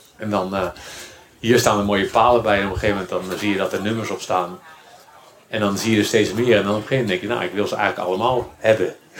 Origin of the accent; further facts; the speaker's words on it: Randstad, Netherlands; ik kom natuurlijk uit de Randstad